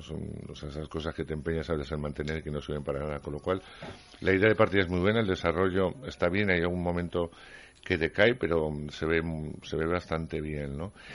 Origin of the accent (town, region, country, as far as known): Castile, Spain